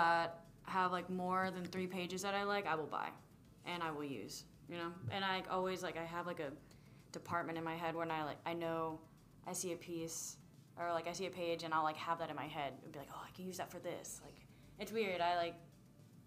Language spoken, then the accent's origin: English; Friendswood, Texas, United States; moved away as an adult; also born or lived in Houston, Texas; now in San Antonio, United States; I am originally from Houston. Well, like a little town called Friendswood